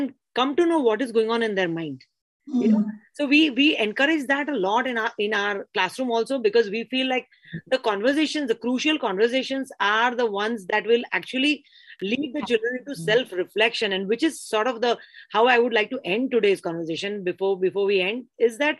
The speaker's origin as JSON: {"language": "English", "town": "Mumbai", "region": "Maharashtra", "country": "India", "tie": "born or raised there", "said": "I grew up in Bombay"}